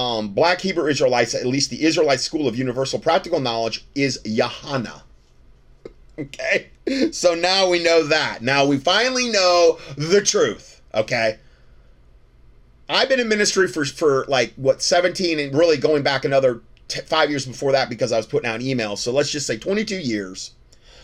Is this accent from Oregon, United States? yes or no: no; Ohio, United States; I was from Ohio